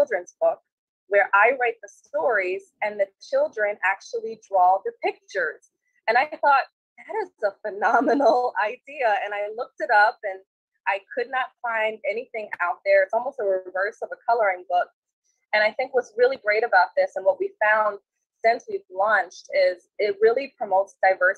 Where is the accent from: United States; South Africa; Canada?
United States; Maryland; also born or lived in Cairo, Egypt; Originally, I'm from Egypt. So I was born in Cairo, Egypt, and I came here when I was 6 years old, and I've been in Maryland ever since